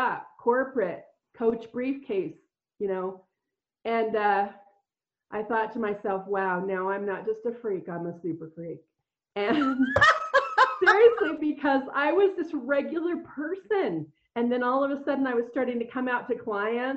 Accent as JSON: {"language": "English", "region": "Colorado", "country": "United States", "also_born_or_lived": "Minnesota", "moved": "yes", "said": "I was from Colorado"}